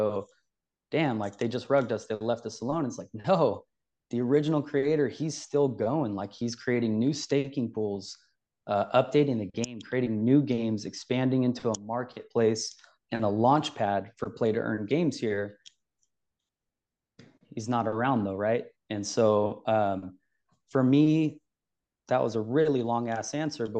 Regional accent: Sacramento, California, United States; also born or lived in Bay Area; From California, the state capital, actually, my whole life. Spent some time in the Bay Area, a few years living there, but I'm pretty much Sacramento my whole life.

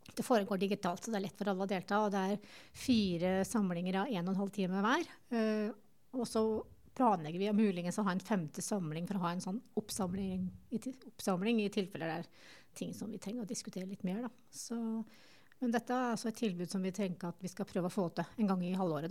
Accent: Tynset, Innlandet, Norway; moved away as an adult; now in Lillehammer, Norway; jeg kommer jo fra Tynset

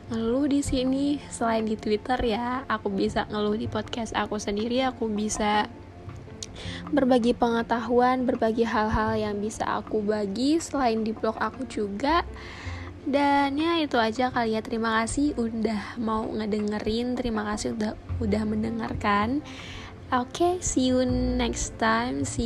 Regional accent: Banjarmasin, South Kalimantan, Indonesia; Oh iya, aku anak Banjarmasin ya guys, aku asli sini juga.

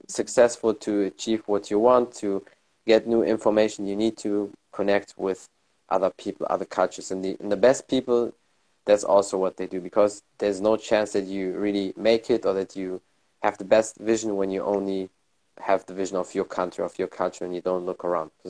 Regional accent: Germany; my family is from Morocco, but I was born and raised here in Germany

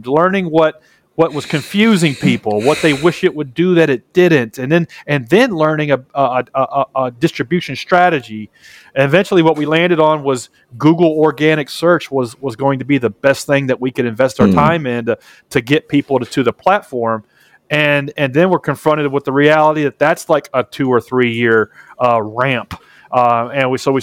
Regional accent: Nashville, Tennessee, United States; I'm from Nashville, Tennessee, which is the home of country music

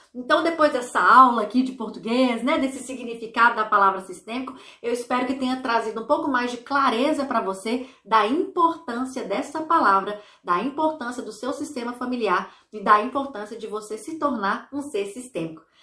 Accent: Brazil; now in Ireland; não vivo no Brasil, sou brasileira, mas eu vivo em outro país.

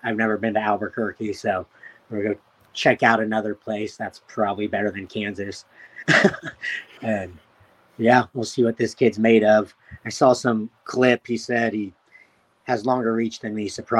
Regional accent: Frankfurt, Hesse, Germany; born there; I was born in Frankfurt, Germany

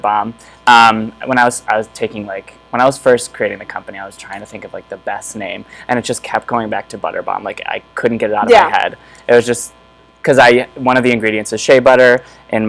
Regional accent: Rochester, New York, United States; moved away as an adult; also born or lived in Buffalo, New York; now in New York City, United States; I'm from Rochester, New York, upstate

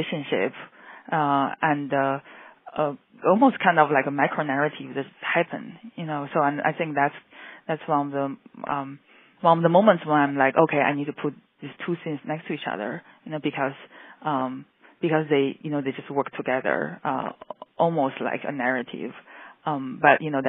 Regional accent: Beijing, China; moved away as an adult; now in Chicago, United States; I grew up in China

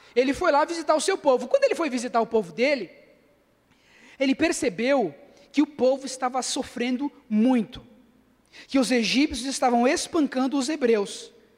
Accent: Cubatão, São Paulo, Brazil; eu nasci em Cubatão mesmo

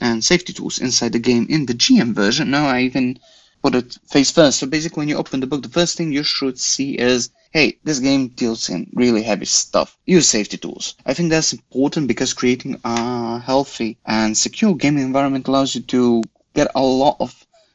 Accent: Croatia; I'm from Croatia

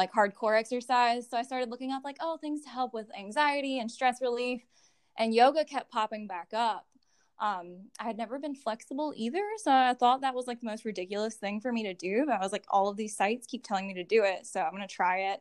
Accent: Graham, North Carolina, United States; also born or lived in Chapel Hill, North Carolina; I grew up in Graham, actually, like born and raised here, never known anything different

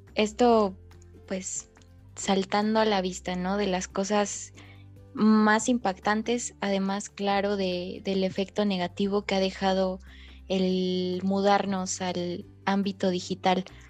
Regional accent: Mexico; nosotros como jóvenes mexicanos

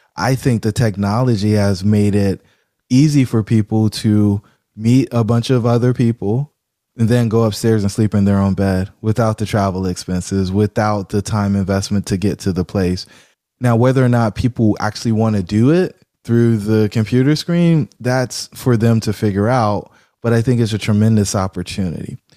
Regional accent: Fayetteville, North Carolina, United States; I grew up in Fayetteville, North Carolina

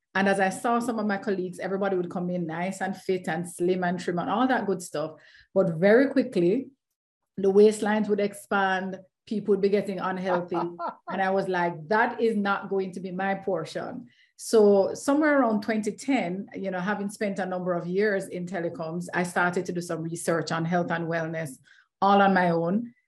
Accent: Kingston, Jamaica; I am Jamaican, always waving the flag very, very proudly uh, mm-hmm. from right in the heart of Kingston, Jamaica

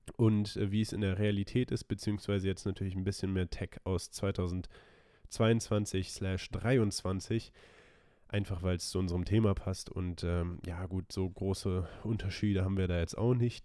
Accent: Germany; als Deutsche

